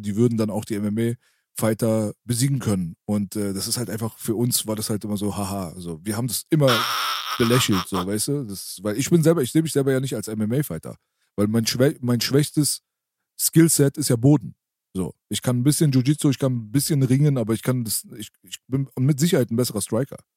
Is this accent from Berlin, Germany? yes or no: yes; Berlin, Germany; bei uns in der Naunin-Ritze da, äh, in unserem Jugendzentrum